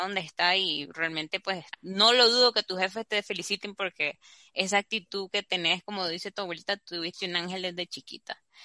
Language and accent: Spanish; Nicaragua; also born or lived in Barcelona; como somos los nica